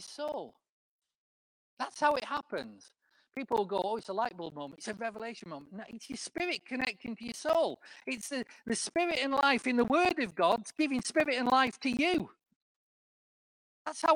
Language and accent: English; the north of England, United Kingdom; accent: northern; moved away as an adult; now in Cambridge, United Kingdom; I'm still a northerner.